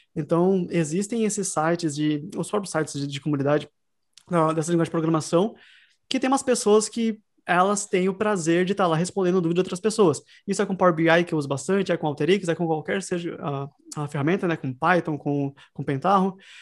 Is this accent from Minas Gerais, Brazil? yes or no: no; Sorocaba, São Paulo, Brazil; now in Dublin, Ireland; Eu sou de Sorocaba, no Brasil